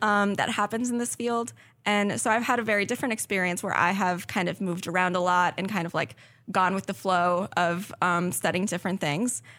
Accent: South Florida, United States; moved away as an adult; I'm originally from South Florida

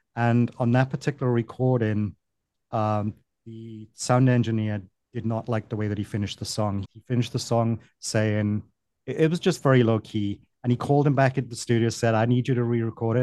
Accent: Wales, United Kingdom; moved away as an adult; also born or lived in Delaware, United States; now in Miami, United States; I'm from the United Kingdom, Wales originally

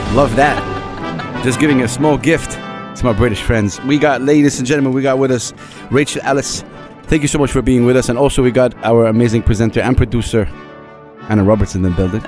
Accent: Saudi Arabia; now in United Arab Emirates; I'm, I'm from Saudi Arabia

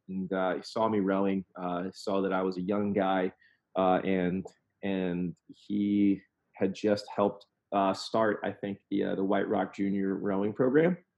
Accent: Southern Indiana, United States; I grew up in Southern Indiana

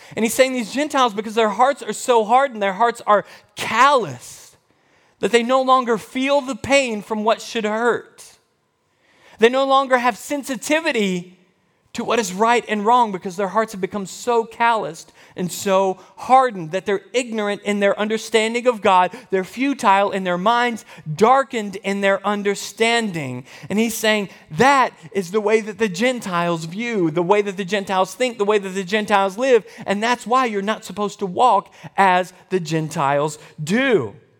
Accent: United States; I am an American.

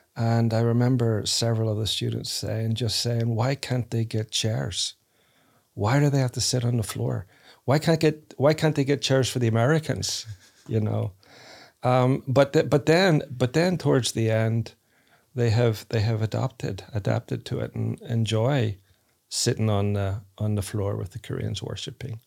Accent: Northern Ireland, United Kingdom; now in United States; I grew up in Ireland, Northern Ireland, so people aren't typically nice to each other

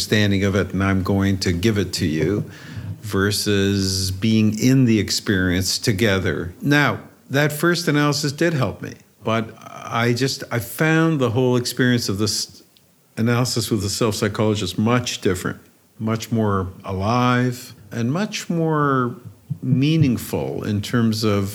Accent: Romania; moved away; I was born in Romania

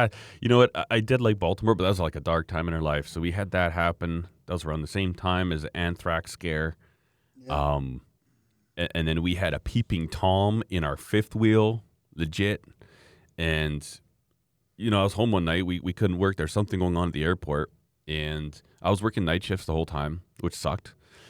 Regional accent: Alberta, Canada; I came up from Alberta, you know, I don't know how many thousand kilometers away, and I was there.

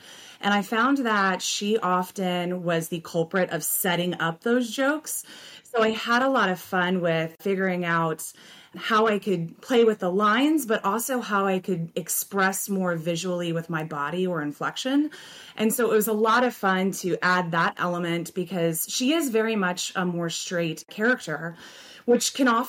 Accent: Louisiana, United States; I am from Louisiana, so the upcoming show with Monica for Steel Magnolias is going to be a blast because I get to go back to my roots. But I've lived all over the U.S.

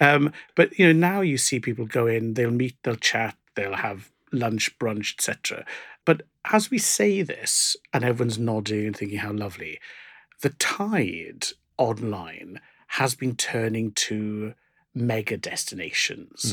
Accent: South Wales, United Kingdom; growing up in South Wales where we go to Cardiff

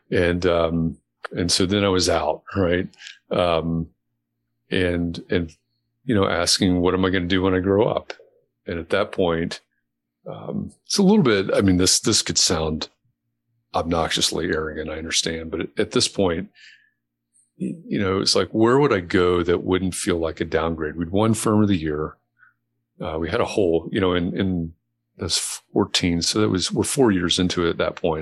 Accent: Chicago, Illinois, United States; also born or lived in Atlanta, Georgia; dad was transferred to Chicago when I was a kid, so I don't sound like I'm from Atlanta

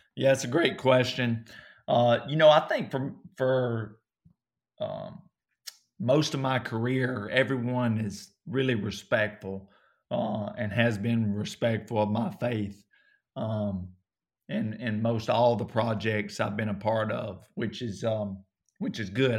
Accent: Coleman, North Alabama, United States; accent: southern; I grew up in North Alabama, so they, they went to my, uh, a town or close to m, where I grew up, uh, called Coleman

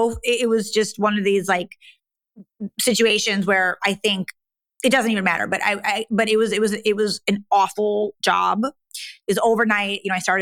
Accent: Midwest, United States; moved away as an adult; also born or lived in New York, United States / Wisconsin, United States; now in Lisbon, Portugal; I'm from the Midwest

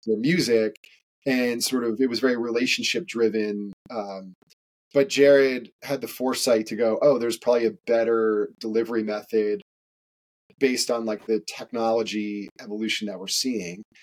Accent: Connecticut, United States; I grew up in Connecticut

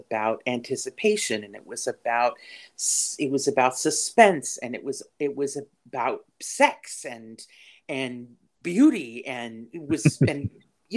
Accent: Monticello, New York, United States; I grew up in Monticello, New York, going to through their school

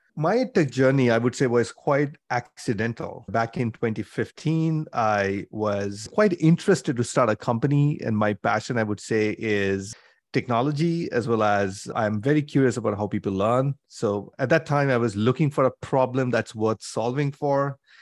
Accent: India; moved away as an adult; also born or lived in Mumbai, India / Cambridge, Massachusetts, United States; I grew up in India, so I did my undergrad from Bombay, at I I T Bombay in mechanical engineering

